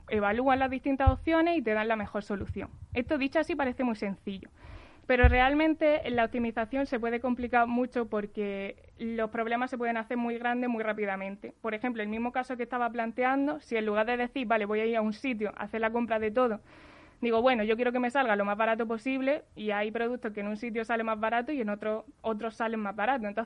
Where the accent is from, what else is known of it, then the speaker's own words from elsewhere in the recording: Jaén, Andalusia, Spain; accent: del sur; moved away; Yo soy de Jaén.